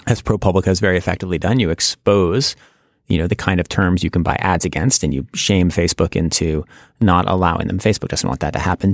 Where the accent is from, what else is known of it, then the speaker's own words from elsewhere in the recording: United States; as an American